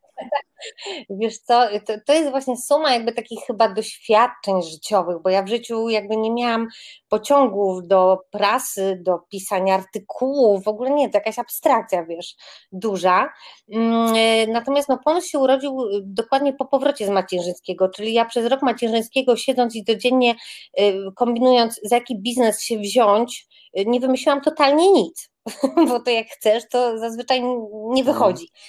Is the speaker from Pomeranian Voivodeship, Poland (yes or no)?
no; Grodzisk Mazowiecki, Masovian Voivodeship, Poland; jestem taką dziewczynką spod Warszawy, z Grodziska Mazowieckiego